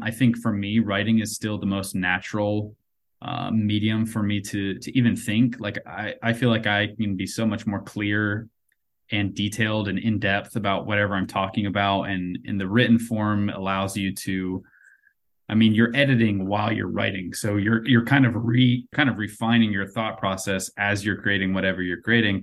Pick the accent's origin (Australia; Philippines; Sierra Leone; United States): United States; North Carolina; I grew up in North Carolina